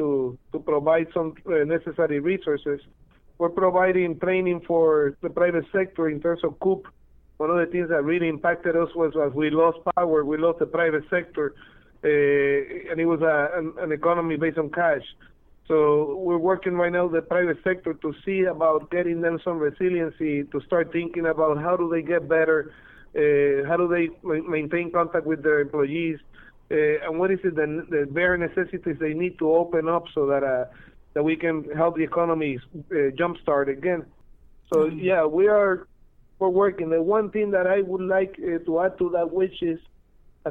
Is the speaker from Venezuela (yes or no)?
no; Puerto Rico; I was born and raised in Puerto Rico